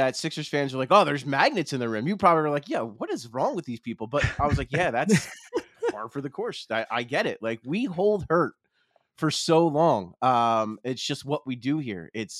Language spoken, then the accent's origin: English; New Jersey, United States; I grew up around here. I grew up in South Jersey, but it's like I could throw a rock at the arena and the sports complex from here. And I grew up with it all.